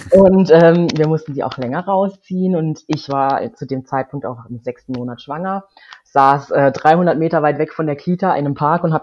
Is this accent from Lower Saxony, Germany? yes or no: no; Freiburg, Baden-Württemberg, Germany; moved away as an adult; Also meine Mutter, die wohnt in Freiburg. Ich bin auch in Freiburg geboren und aufgewachsen, habe Freiburg mit 19 verlassen